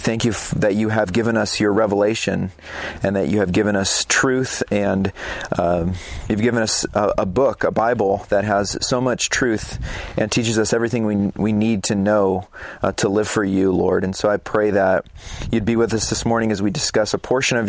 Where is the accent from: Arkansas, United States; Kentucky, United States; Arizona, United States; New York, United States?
Arizona, United States; Phoenix; moved away; I'm actually from Phoenix, Arizona